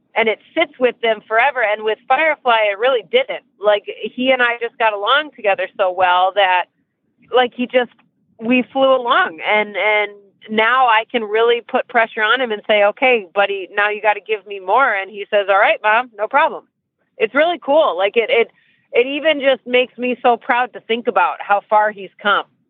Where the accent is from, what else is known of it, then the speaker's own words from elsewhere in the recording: Michigan, United States; moved away as an adult; now in Ocala, United States; I live in Ocala, Florida now. Um, I've lived here for almost 14 years. I can't believe it's been that long, but almost 14 years I've been in Ocala. I'm from Michigan.